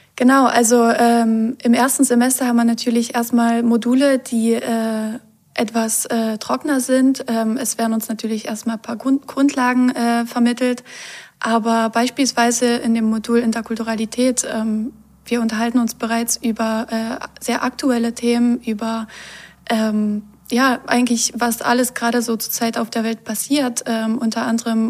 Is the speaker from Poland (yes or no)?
yes; Poland; moved away as an adult; now in Germany; ich bin in Polen aufgewachsen